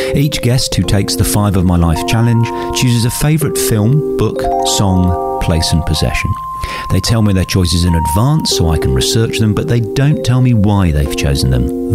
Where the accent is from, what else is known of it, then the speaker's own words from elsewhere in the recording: Plymouth, South West England, United Kingdom; also born or lived in Somerset; now in Australia; I was born in Plymouth. Oh. My father was in the Royal Navy for 30 years. Oh. All my family's from Somerset